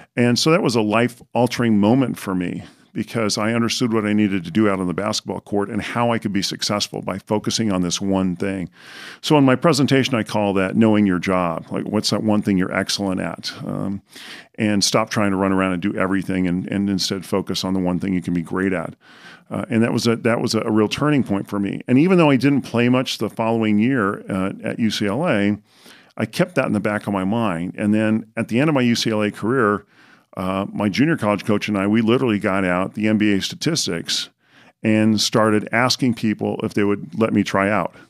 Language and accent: English; Southern California, United States; I was tall growing up in Southern California